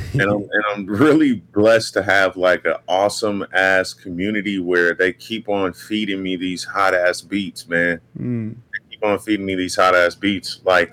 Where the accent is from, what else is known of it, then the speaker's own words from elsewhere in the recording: Las Vegas, Nevada, United States; Bro, it was chill as fuck, bro. I've never had a place in the hood. I'm from the suburbs.